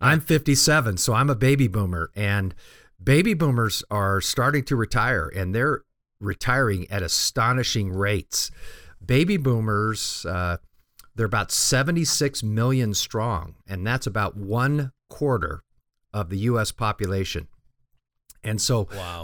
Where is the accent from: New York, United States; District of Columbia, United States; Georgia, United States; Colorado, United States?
Colorado, United States; Denver; I grew up in Denver